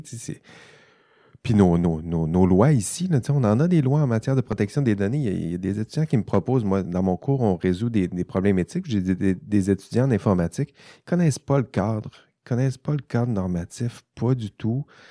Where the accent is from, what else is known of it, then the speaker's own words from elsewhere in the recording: Quebec, Canada; accent: Saguenay-Lac-Saint-Jean; c'est mon accent du Saguenay-Lac-Saint-Jean qui, euh, ressort